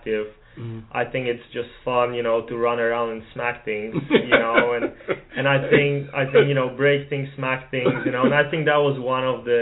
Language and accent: English; Poland; moved away as an adult; now in Dallas, United States; I'm from Poland. I'm currently in law school at SMU. When I was little, my dad was a professional soccer player, mm-hmm. and my family always wanted me to play sports. You know, growing up in a communist country